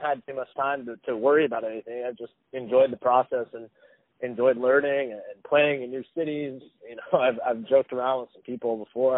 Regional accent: United States; being American

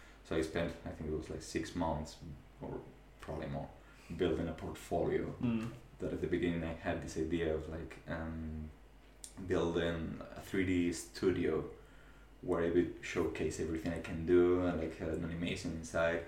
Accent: Spain; English is a second language; moved away as an adult; now in New Zealand; I come from Spain

